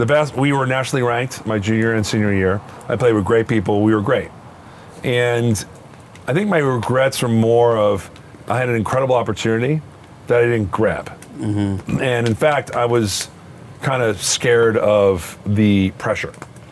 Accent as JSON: {"language": "English", "town": "Freehold", "region": "New Jersey", "country": "United States", "tie": "born or raised there", "also_born_or_lived": "Teaneck, New Jersey / Spring Lake Heights, New Jersey", "moved": "yes", "said": "I'm a Freehold guy. Yeah. And that's where I grew up on Eltonville Road."}